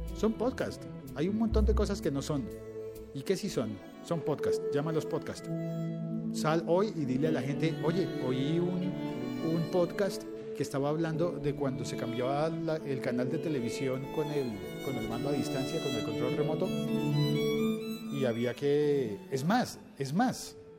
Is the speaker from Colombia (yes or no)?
yes; Colombia